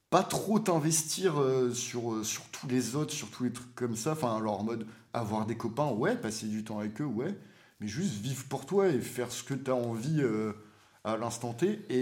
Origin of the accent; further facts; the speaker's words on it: Réunion, France; also born or lived in Martinique / Brussels; moi, j'ai grandi à La Réunion, j'ai vécu à Martinique j'ai vécu à